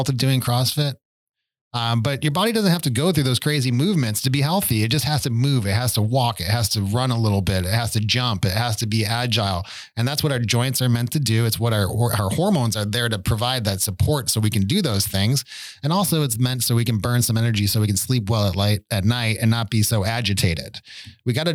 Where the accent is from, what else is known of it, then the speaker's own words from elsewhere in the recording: Buffalo, New York, United States; I grew up in Buffalo